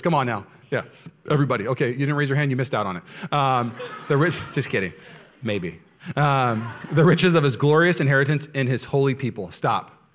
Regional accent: Washington, United States; now in California, United States; I'm from Washington State

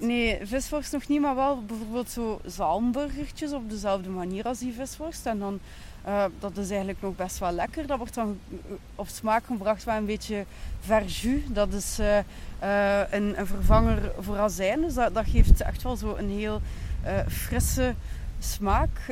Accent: Ghent, Flanders, Belgium

